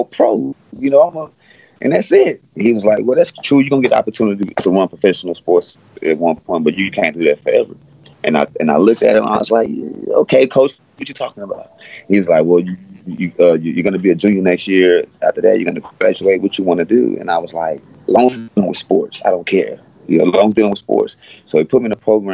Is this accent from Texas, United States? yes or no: yes; Houston, Texas, United States; I'm from Alief. I'm an Alief baby. I'm an Alief kid, man. I grew up in Alief, and this is where I was raised at.